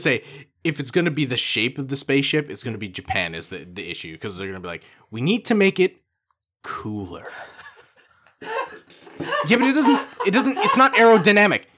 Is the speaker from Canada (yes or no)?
yes; Canada; proud to be Canadian